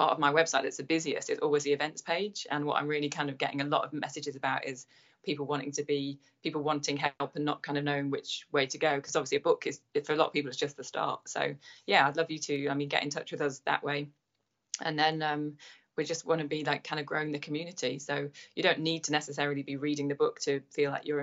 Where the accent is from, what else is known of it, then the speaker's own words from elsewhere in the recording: London, United Kingdom; I'd be like, oh, from Chiswick